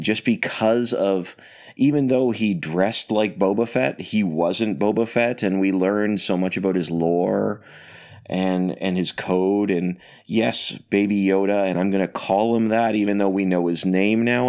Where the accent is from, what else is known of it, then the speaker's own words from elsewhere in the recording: Canada; now I'm Canadian